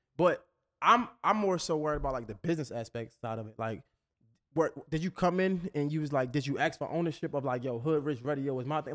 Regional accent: Baltimore, Maryland, United States; I'm from up north, right? So I'm, I'm from Baltimore

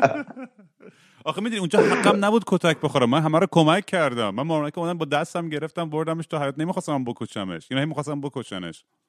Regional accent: Iran; moved away; توی بچگیام توی دبیرستان تو ایران

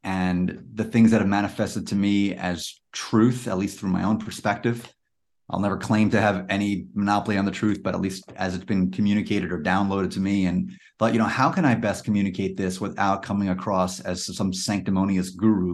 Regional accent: New York City, New York, United States; now in Washington, DC, United States; Actually, I grew up in Queens, but I'm now in the uh, DC area.

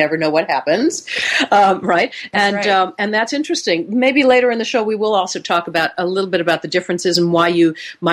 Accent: Seattle, Washington, United States; I'm coming to you today from Phoenix, Arizona. Warm, sunny, a whole lot different than my hometown of Seattle, Washington.

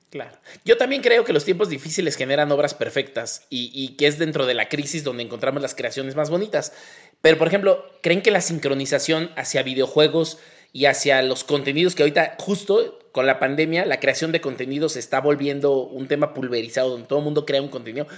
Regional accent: Mexico; como mexicanos somos permanentemente adolescentes

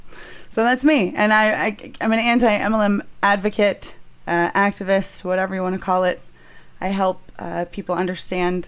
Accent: San Diego, California, United States; I'm from San Diego

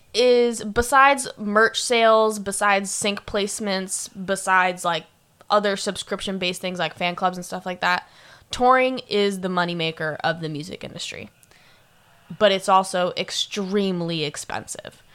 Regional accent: Sarasota, Florida, United States; now in Orlando, United States; I'm from Florida, but I'm from Sarasota, Florida

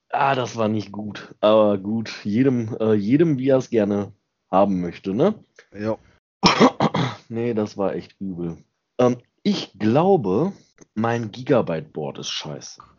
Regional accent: Thuringia, Germany; also born or lived in Schmalkalden; now in Bavaria, Germany; Aus dem Osten, ich komme aus Thüringen.

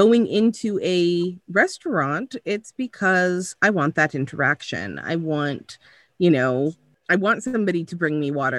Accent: California, United States; now in Canada; I'm originally from California.

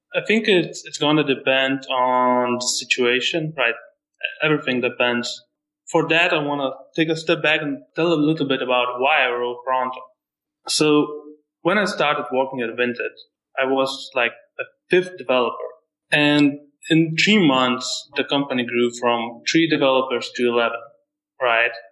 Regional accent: Lithuania; I'm not from USA. I'm from Lithuania

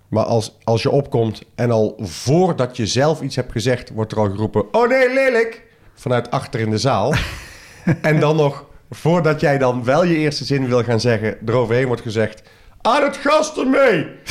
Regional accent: soft G, southern Netherlands, Netherlands; accent: zachte G (soft G); Met mijn zachte G

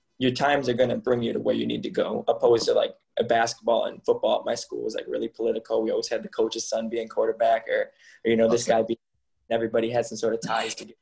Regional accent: Michigan, United States; moved away as an adult; I grew up in Michigan

